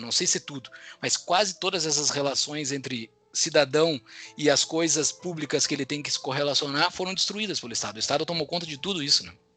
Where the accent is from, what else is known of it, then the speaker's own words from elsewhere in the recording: Mostardas, Rio Grande do Sul, Brazil; moved away as an adult; lá da minha cidade natal de Mostarda